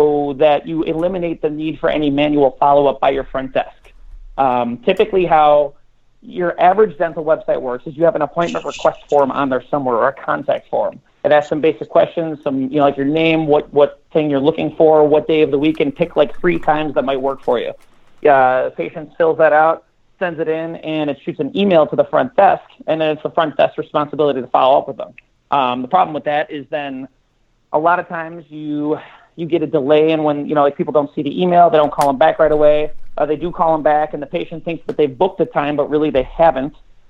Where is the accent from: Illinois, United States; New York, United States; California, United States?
Illinois, United States; Chicago; Chicago, south side of Chicago, yeah.